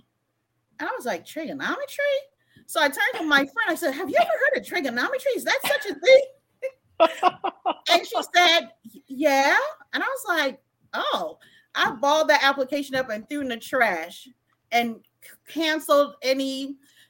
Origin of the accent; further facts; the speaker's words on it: U.S. Virgin Islands; moved away as an adult; also born or lived in Germany; I grew up in Estee Thomas until junior high. And in the eighth grade, we moved to Old Tutu.